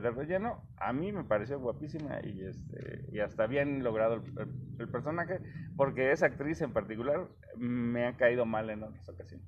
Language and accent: Spanish; Mexico; nosotros como mexicanos